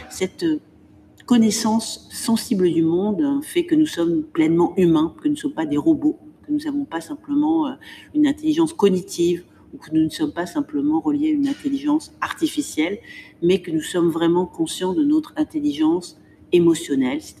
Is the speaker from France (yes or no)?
no; Morocco; also born or lived in Spain; J'ai voyagé, j'ai eu la chance de vivre à l'étranger, euh, de passer mon enfance au Maroc, euh, d'être née en Espagne